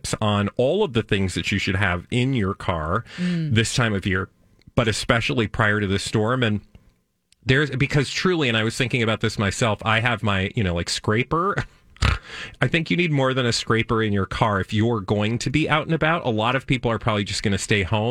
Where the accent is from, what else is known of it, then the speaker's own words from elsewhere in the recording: Minnesota, United States; as a Minnesotan